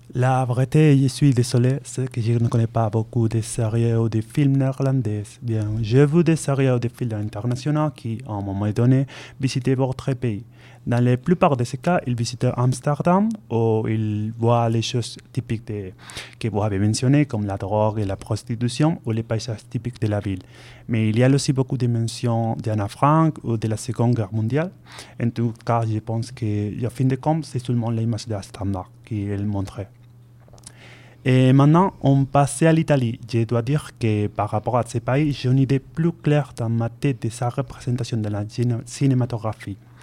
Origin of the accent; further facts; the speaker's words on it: Spain; French is a second language; moved away as an adult; now in Bordeaux, France; je viens de l'Espagne